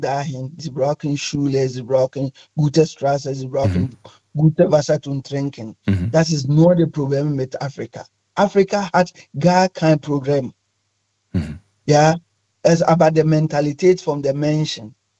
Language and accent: German; Ghana; German is a second language; moved away as an adult; now in Cologne, Germany; Ich komme ursprünglich aus Ghana